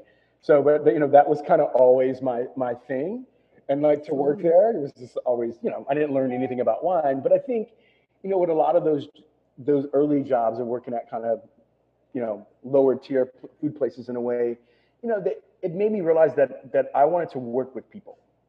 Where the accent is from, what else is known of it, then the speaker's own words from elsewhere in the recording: Texas, United States; You know, I'm from Texas.